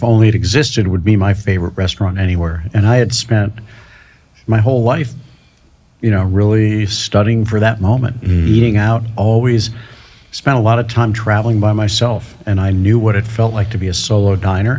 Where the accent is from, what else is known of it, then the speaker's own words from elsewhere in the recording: St. Louis, Missouri, United States; now in New York, United States; the kind of hospitality that I learned growing up in St. Louis